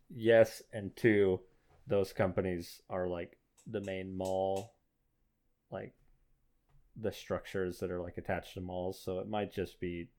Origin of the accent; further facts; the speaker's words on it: Oklahoma, United States; Growing up in Oklahoma, our Walmart got torn down, or no, they relocated to their like new fancy super, what's like super center